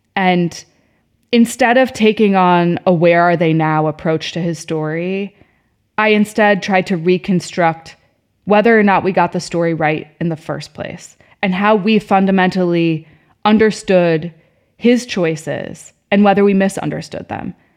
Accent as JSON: {"language": "English", "town": "Chicago", "region": "Illinois", "country": "United States", "moved": "yes", "said": "I wasn't from New York, I was from Chicago"}